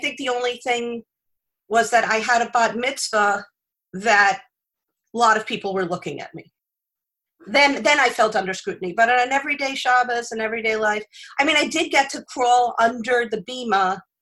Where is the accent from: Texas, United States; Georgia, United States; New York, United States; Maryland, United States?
New York, United States; Lynbrook; also born or lived in West Hempstead, New York; I grew up in Lynbrook, Long Island